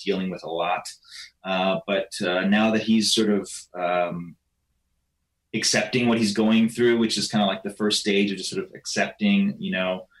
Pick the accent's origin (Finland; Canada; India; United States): Canada; I'm Canadian